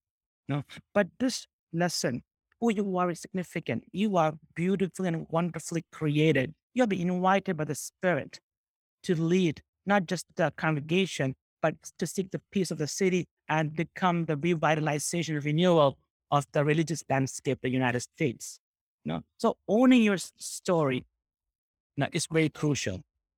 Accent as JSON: {"language": "English", "region": "Kerala", "country": "India", "second_language": "English", "said": "I am from Kerala, which is a southern state of India, which prides itself in taking the heritage of Christianity back to Apostle Thomas."}